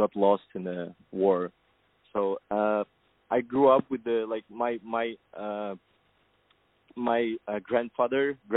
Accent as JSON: {"language": "English", "country": "Kazakhstan", "tie": "born or raised there", "moved": "as an adult", "lives_now": "United States", "said": "born in Kazakhstan, and I'm originally from Kazakhstan"}